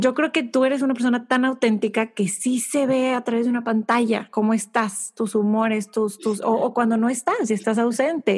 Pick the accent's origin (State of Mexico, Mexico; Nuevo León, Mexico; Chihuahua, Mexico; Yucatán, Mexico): Nuevo León, Mexico; Monterrey; Yo crecí en, en Monterrey, México